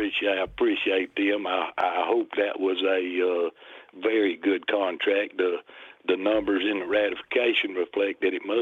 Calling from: Decatur, Alabama, United States; I'm calling from Decatur

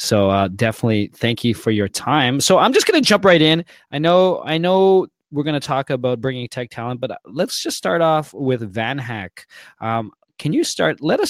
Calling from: Toronto, Ontario, Canada; I'm calling in from Toronto.

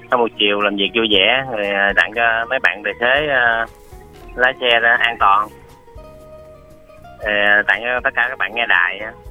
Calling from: Mo Cay Bac, Bến Tre, Vietnam; rồi từ à, Mó Cây Bắc Dân

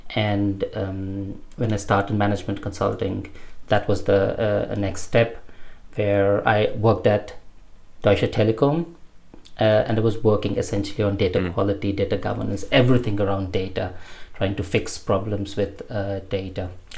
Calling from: Reading, South East England, United Kingdom; I'm speaking from Reading. That's where I live.

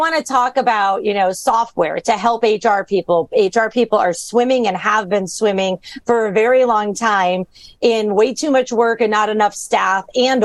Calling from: Florida, United States; I am calling in from Florida

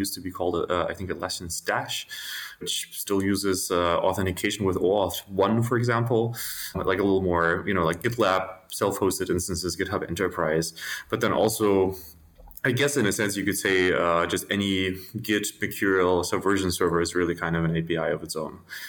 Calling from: Berlin, Germany; I'm calling in from my apartment in Berlin in Germany.

